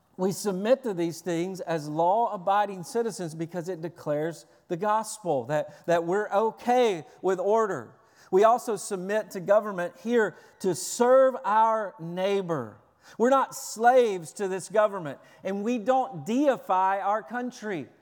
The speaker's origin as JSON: {"language": "English", "region": "Tennessee", "country": "United States", "said": "I'm from Tennessee. Everybody parks in the front yard."}